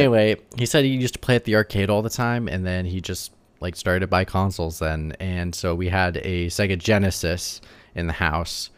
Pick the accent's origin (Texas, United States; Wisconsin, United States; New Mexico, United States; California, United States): Wisconsin, United States; I'm from the Midwest, so I'm from, like, Wisconsin